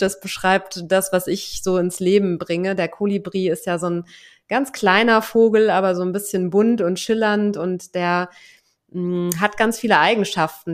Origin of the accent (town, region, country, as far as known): Germany; moved away as an adult; now in Lisbon, Portugal